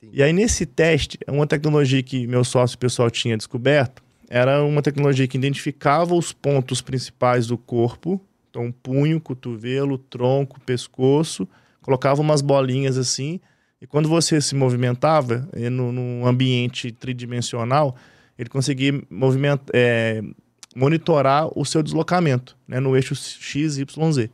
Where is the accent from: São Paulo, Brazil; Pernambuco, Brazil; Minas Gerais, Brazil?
Minas Gerais, Brazil; Belo Horizonte; also born or lived in Divinópolis; Eu sou de BH, né? Minas Gerais.